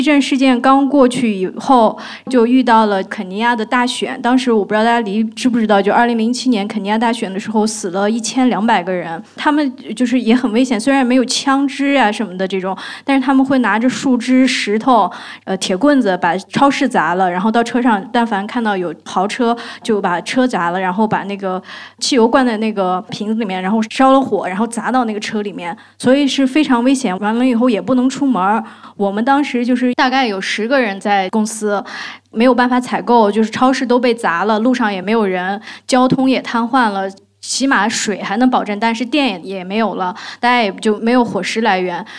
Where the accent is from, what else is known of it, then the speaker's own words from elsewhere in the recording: China; 然后我们中国人都往外跑，但是那个我看到那个院子里面那些外国人都往都往里面跑